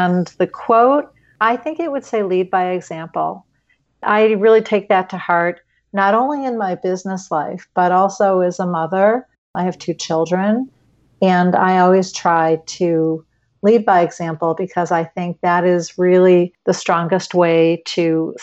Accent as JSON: {"language": "English", "town": "Highland Park", "country": "United States", "tie": "born or raised there", "said": "when I was about 4 years old, my mom, we grew up in Highland Park, used to go to the grocery store"}